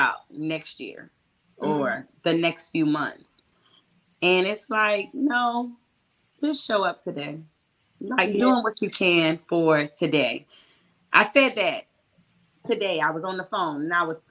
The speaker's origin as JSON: {"language": "English", "town": "Petersburg", "region": "Virginia", "country": "United States", "said": "I'm from Petersburg."}